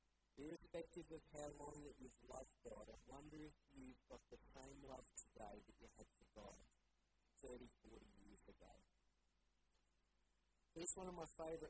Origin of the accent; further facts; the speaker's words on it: Bundaberg, Queensland, Australia; moved away as an adult; now in Brisbane, Australia; I grew up in Bundaberg, and I love going back to Bundaberg.